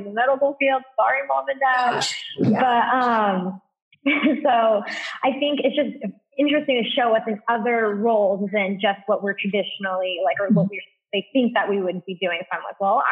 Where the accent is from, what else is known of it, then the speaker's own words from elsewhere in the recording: Western Kansas, United States; growing up as a Filipino American in like Western Kansas